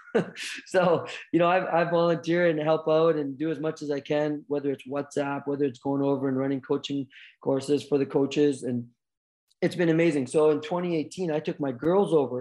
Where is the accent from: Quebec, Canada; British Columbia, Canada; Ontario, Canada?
British Columbia, Canada; Vancouver Island; also born or lived in United States; I'm Canadian kid, born and raised